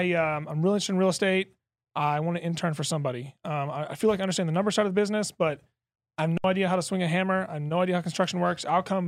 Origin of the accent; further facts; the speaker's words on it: Lexington, Kentucky, United States; Yeah, so I'll bring it back all the way to growing up in Lexington, Kentucky. Went to the University of Kentucky.